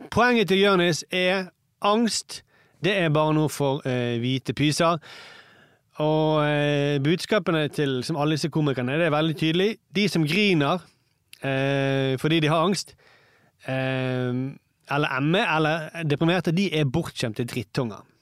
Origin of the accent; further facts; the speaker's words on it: Iran; now in Norway; Så sier jeg jeg er fra Iran.